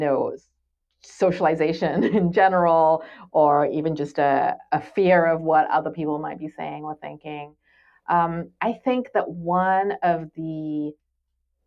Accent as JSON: {"language": "English", "region": "England", "country": "United Kingdom", "tie": "born or raised there", "moved": "yes", "said": "I grew up in England, and I went to these all girls schools"}